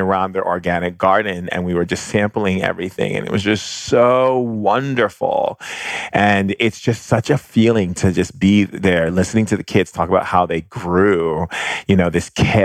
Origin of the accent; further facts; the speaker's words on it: Hawaii, United States; growing up in Hawaii